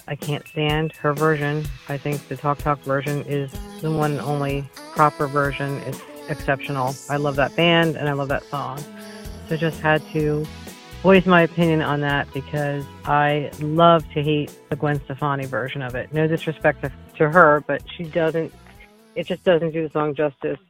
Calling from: Sewell, New Jersey, United States; I'm calling from Sewell, New Jersey, right outside of Philadelphia

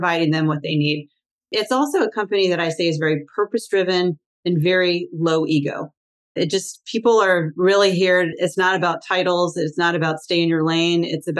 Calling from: Washington, District of Columbia, United States; I'm in Washington, D.C.

